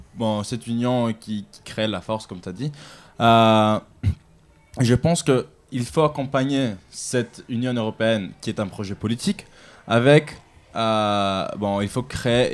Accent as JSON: {"language": "French", "town": "Athens", "region": "Attica", "country": "Greece", "tie": "born or raised there", "moved": "yes", "lives_now": "Paris, France", "said": "j'ai grandi à Athènes"}